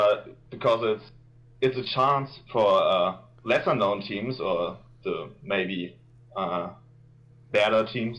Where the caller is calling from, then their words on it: Germany; I'm calling from Germany.